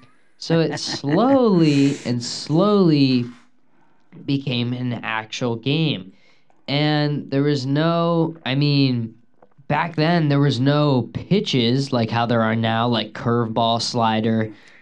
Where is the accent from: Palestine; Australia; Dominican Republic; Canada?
Dominican Republic; Yes, I am from the Dominican Republic.